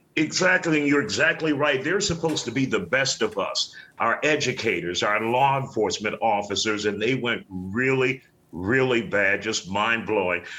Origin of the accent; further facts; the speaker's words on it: Baton Rouge, Louisiana, United States; my hometown of Baton Rouge.